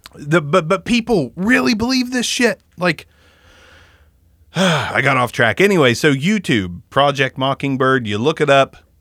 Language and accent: English; United States; we, as Americans, we, we are raised in this bubble